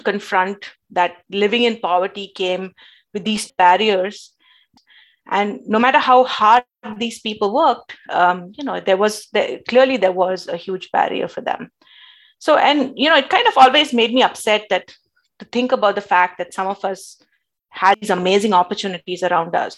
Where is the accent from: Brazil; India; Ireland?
India; moved away; growing up in India